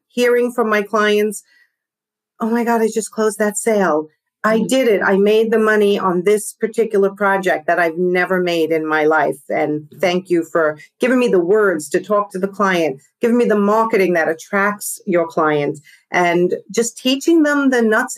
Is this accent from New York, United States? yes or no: yes; New York, United States; accent: New York; my New York accent